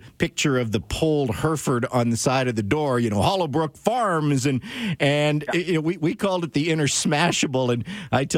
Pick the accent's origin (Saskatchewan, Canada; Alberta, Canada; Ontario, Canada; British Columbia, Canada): British Columbia, Canada; Dawson Creek; I grew up in Dawson Creek